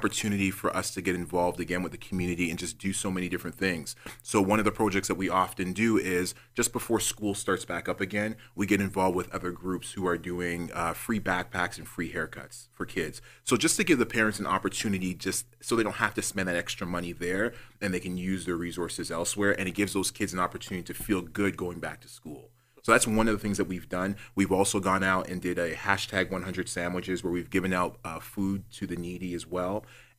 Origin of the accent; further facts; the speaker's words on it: Toronto, Ontario, Canada; Growing up in Rexdale, there is so many people there that are loving, that are caring, just regular people who want to see the best for their families.